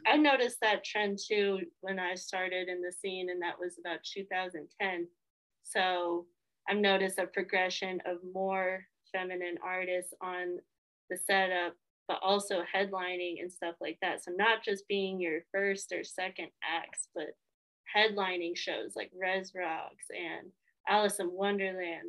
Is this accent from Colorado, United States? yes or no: yes; Colorado, United States; I hail from Colorado.